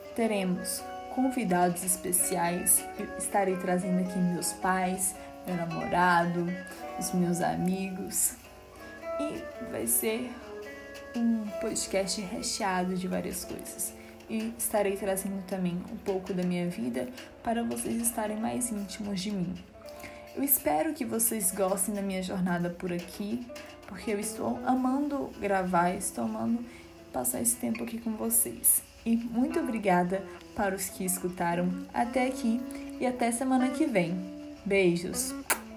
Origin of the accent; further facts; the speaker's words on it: Minas Gerais, Brazil; sou brasileira, sou mineira